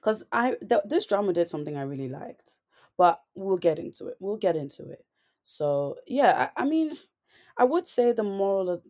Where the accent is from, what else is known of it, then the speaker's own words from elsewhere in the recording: Ireland; growing up in Ireland, I did go through a lot of things, you know, being the only girl, like the only black girl in my school